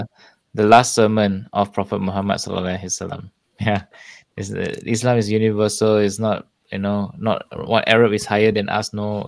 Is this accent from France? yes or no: no; Singapore; Singapore, but my roots are from China. Of course, my ancestors are from China, but I identify myself as a Singaporean Chinese.